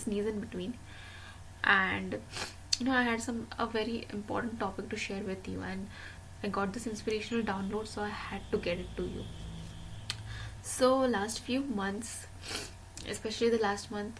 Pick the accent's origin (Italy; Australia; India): India; I am an Indian, and in Indian spirituality